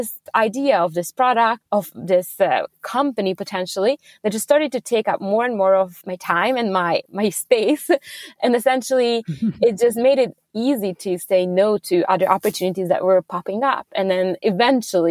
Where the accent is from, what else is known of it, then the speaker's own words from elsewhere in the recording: Budapest, Hungary; moved away as an adult; also born or lived in Abu Dhabi / New York; now in Sweden; I'm originally from Hungary, from Budapest. That's where I grew up